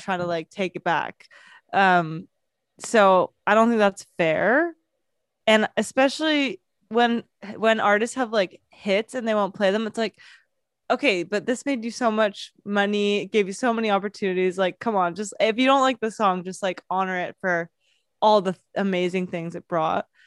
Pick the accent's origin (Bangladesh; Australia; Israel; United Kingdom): United Kingdom; London; moved away; I grew up in London